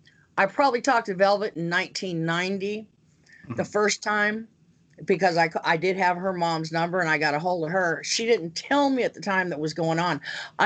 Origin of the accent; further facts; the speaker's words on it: Pacific Northwest, United States; I was used to my brothers that I grew up with in the Pacific Northwest